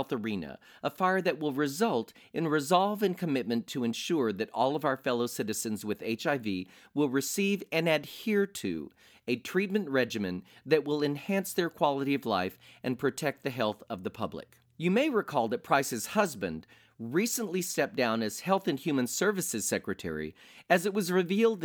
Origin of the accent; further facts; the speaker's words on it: Fort Worth, Texas, United States; now in Las Vegas, United States; Fort Worth, Texas, my hometown